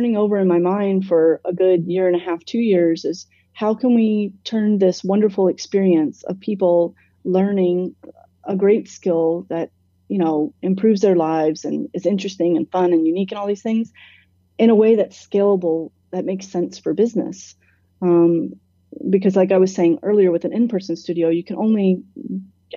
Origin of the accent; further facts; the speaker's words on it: Atlanta, Georgia, United States; moved away as an adult; also born or lived in London; I grew up here. I lived here most of my life